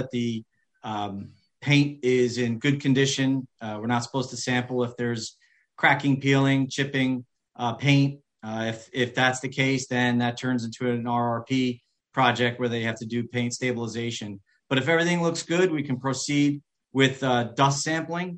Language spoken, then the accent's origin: English; New York, United States; I'm born and raised in New York